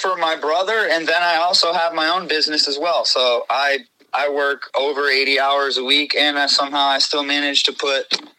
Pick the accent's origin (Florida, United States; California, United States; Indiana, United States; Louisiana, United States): Florida, United States; Clearwater; also born or lived in Buffalo, New York; I'm 37. I was born in Buffalo, New York, but I pretty much grew up in Clearwater, Florida, right, my whole life. So I'm pretty much a Florida cracker, I guess you could call me.